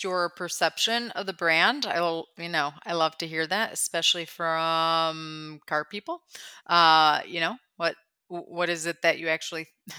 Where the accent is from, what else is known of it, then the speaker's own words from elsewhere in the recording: Midwest, United States; I'm from the Midwest, so I'm just not going to get mad.